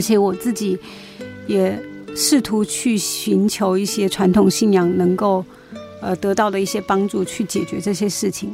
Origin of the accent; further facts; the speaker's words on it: Yichang, Hubei, China; moved away; 我小时候住在我老家湖北宜昌